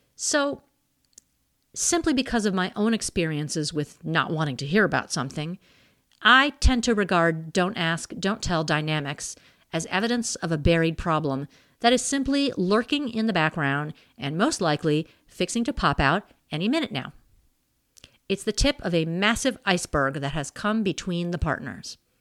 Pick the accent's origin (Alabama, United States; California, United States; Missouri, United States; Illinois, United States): Missouri, United States; I was born in Missouri